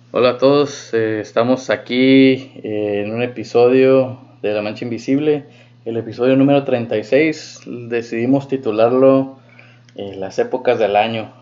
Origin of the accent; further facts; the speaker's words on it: Mexico; nosotros como mexicanos